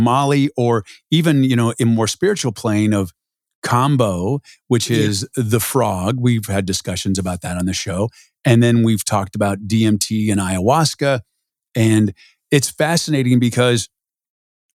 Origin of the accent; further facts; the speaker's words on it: San Diego, California, United States; I grew up in San Diego